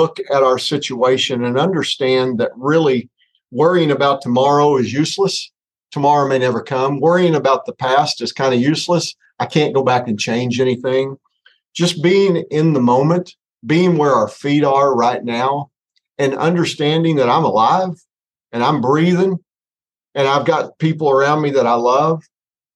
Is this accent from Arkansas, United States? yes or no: yes; Northwest Arkansas, United States; growing up in Northwest Arkansas, a small town of about 2,500 people